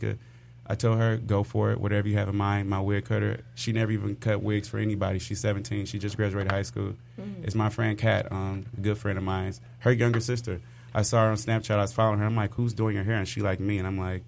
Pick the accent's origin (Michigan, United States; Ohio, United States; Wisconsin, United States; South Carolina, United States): Michigan, United States; Inkster; I'm from Inkster